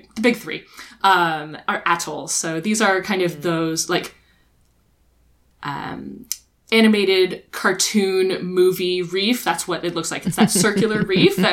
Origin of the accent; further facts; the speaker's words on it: Texas, United States; moved away; I'm originally from Texas